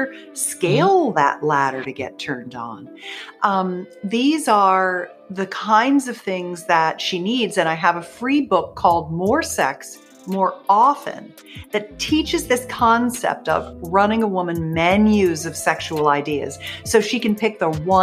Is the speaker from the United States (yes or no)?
yes; Pennsylvania, United States; I grew up in Pennsylvania.